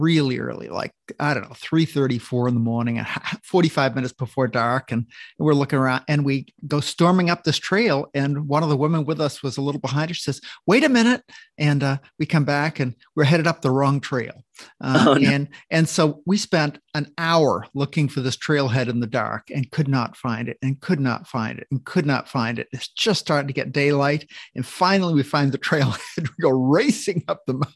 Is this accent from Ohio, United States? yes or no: no; Maine, United States; now in Tacoma, United States; I grew up in Maine